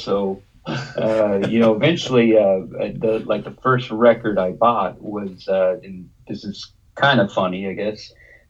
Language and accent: English; Dallas, Texas, United States; I was born and raised in Dallas, Texas.